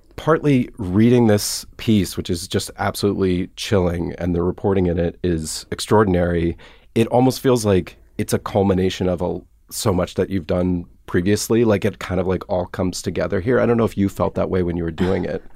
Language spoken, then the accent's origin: English; Atlanta, Georgia, United States; moved away; I'm from Atlanta